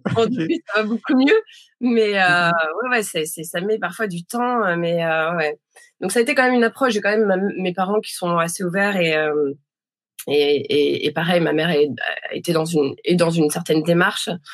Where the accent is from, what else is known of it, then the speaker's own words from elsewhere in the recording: Dunkirk, Hauts-de-France, France; moved away; je suis née, euh, je suis née à Dunkerque, j'ai grandi là-bas